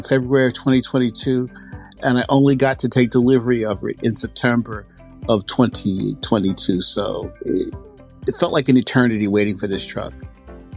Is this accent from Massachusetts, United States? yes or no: no; Edison, New Jersey, United States; I am from Edison, New Jersey